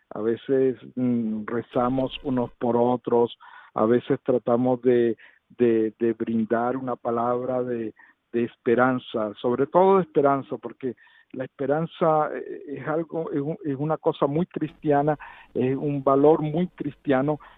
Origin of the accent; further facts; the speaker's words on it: Venezuela; now in Uganda; inclusive aquí en Uganda somos seis venezolanos